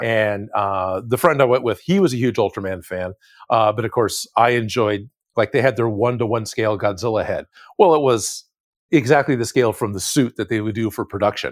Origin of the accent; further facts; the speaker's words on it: East Bay, California, United States; I grew up in the Bay Area of California. So, I was on, on the East Bay, uh, near, near Oakland and, and, and Hayward, uh, California.